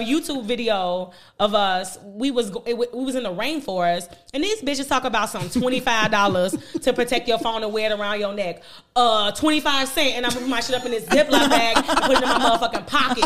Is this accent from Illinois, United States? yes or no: yes; Chicago, Illinois, United States; growing up in Chicago